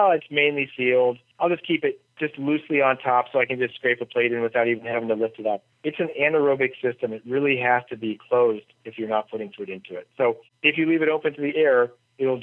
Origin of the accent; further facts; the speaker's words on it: United States; As an American